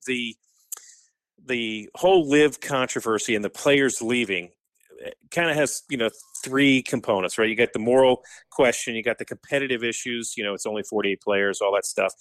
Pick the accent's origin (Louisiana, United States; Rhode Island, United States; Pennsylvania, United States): Rhode Island, United States; Bristol; moved away; I grew up in Bristol, Rhode Island